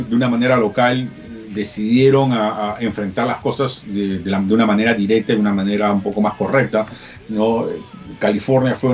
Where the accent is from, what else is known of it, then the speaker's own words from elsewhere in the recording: Peru; yo soy peruano y en Perú a la gente no los dejaban salir